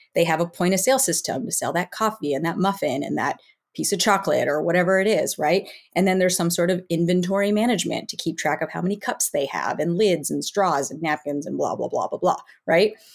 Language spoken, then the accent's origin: English; Western Massachusetts, United States; also born or lived in Northern California; now in Southern Florida, United States; I grew up in Western Mass